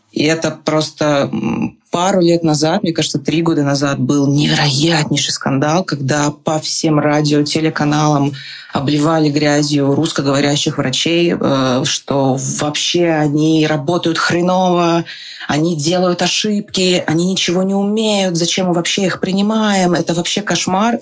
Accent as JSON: {"language": "Russian", "region": "Saint Petersburg", "country": "Russia", "moved": "yes", "lives_now": "Prague, Czech Republic", "said": "я из Петербурга"}